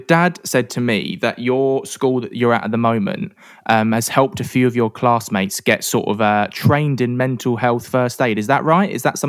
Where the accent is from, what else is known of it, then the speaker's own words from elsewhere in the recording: London, United Kingdom; I grew up in London